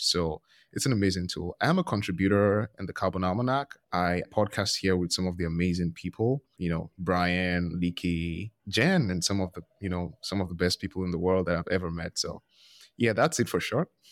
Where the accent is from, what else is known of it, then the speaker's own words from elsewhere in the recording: Nigeria; I'm from Nigeria.